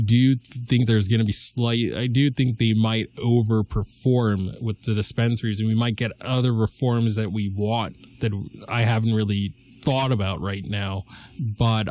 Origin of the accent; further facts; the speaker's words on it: Lee, Massachusetts, United States; I'm a junior from Leo, Massachusetts, the heartland of America.